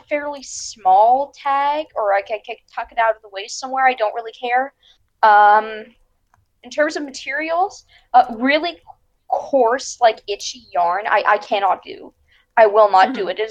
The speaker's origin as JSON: {"language": "English", "town": "Pittsburgh", "region": "Pennsylvania", "country": "United States", "said": "I am from Pittsburgh, Pennsylvania"}